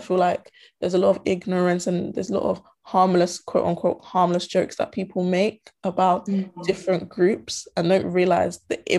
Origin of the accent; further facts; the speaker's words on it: Volta, Ghana; even though I'm from Ghana, I'm from the Volta region